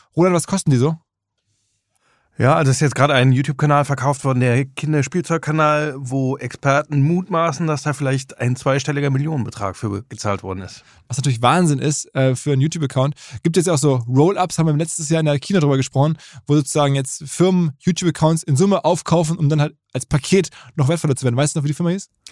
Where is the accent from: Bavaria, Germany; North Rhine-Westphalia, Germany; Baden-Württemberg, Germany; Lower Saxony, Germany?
North Rhine-Westphalia, Germany; Essen; in Essen, wo ich herkomme